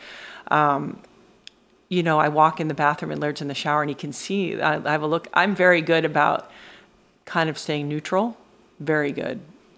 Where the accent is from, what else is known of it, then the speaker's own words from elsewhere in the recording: St. Thomas, U.S. Virgin Islands; That's how I grew up in the Caribbean.